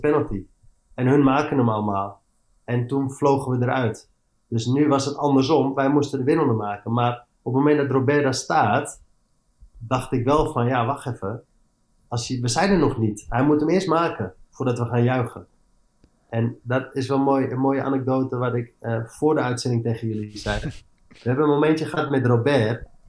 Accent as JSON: {"language": "Dutch", "town": "Amsterdam", "region": "North Holland", "country": "Netherlands", "tie": "born or raised there", "also_born_or_lived": "Eindhoven / England", "moved": "as an adult", "said": "ik ben opgegroeid in Amsterdam, als Amst ik ben Amsterdamse jongens"}